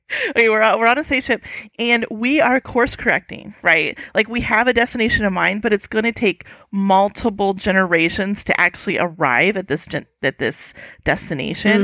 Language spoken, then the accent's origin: English; United States; an American who's traveled and lived overseas